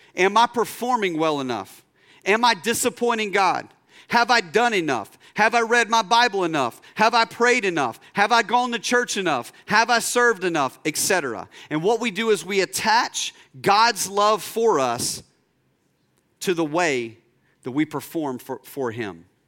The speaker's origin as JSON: {"language": "English", "country": "United States", "first_language": "English"}